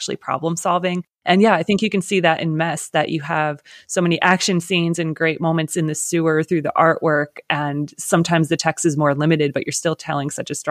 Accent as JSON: {"language": "English", "town": "Lancaster", "region": "Pennsylvania", "country": "United States", "tie": "born or raised there", "said": "I'm from Pennsylvania too, but I grew up in Lancaster, so other side of the state"}